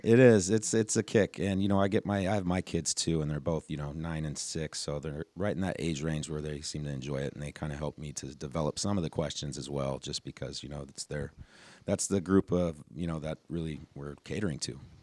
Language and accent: English; Reno, Nevada, United States; now in Everett, United States; I'm from Reno, Nevada, now living in Everett, Washington.